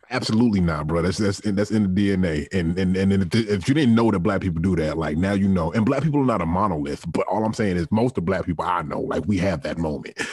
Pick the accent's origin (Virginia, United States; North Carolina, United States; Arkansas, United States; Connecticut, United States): Virginia, United States; Richmond; me growing up in Richmond, Virginia, the capital of the Confederacy